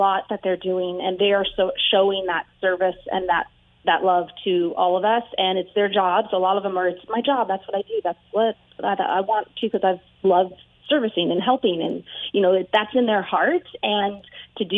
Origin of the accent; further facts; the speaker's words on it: California, United States; I grew up in California